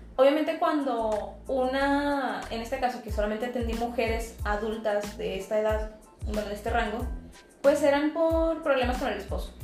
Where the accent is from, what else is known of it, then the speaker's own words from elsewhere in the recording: Monclova, Coahuila, Mexico; moved away as an adult; Soy pues de esa ciudad, estoy viviendo aquí hace siete años